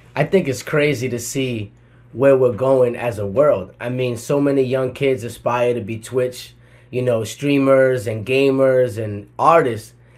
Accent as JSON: {"language": "English", "town": "Providence", "region": "Rhode Island", "country": "United States", "moved": "as an adult", "lives_now": "Atlanta, United States", "said": "I'm from Providence, Rhode Island, the smallest uh, state in the country. I packed all my shit in 2010, moved to Atlanta, Georgia"}